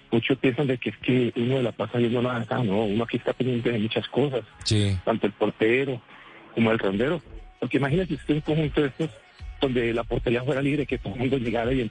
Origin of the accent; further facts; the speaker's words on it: Cali, Valle del Cauca, Colombia; also born or lived in Jamundí; yo soy de Cali, pero estoy llamándolos desde Jamundí allí.